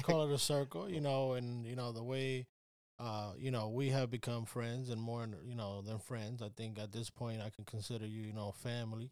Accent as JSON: {"language": "English", "region": "New York", "country": "United States", "said": "I'm from New York"}